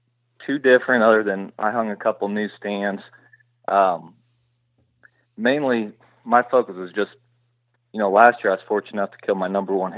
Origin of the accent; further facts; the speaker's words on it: Illinois, United States; Yeah, I'm from West Central Illinois. I work as a correctional officer for a prison here, or a state prison here in Illinois. 32 years old, grew up working on a farm.